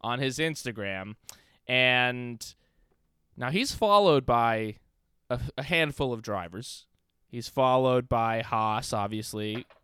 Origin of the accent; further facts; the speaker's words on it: New York City, New York, United States; I might be from the Upper West Side